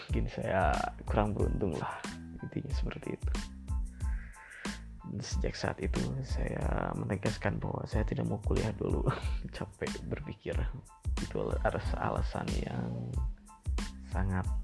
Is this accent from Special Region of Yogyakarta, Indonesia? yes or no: no; Tasikmalaya, West Java, Indonesia; saya lahir di Tasikmalaya dan saya dibesarkan di Tasikmalaya. Kedua orang tua saya berasal dari Bandung